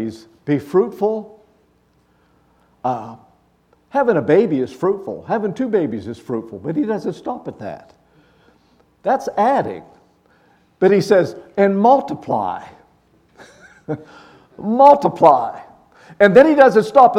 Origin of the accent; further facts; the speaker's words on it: Luthersburg, Pennsylvania, United States; I'm a country boy. I grew up in Luthersburg, Pennsylvania.